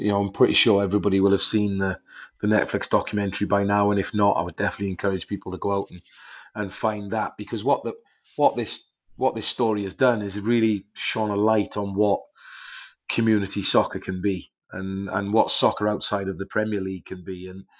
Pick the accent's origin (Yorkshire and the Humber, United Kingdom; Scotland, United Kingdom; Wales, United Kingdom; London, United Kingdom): Wales, United Kingdom; moved away; my home country in Wales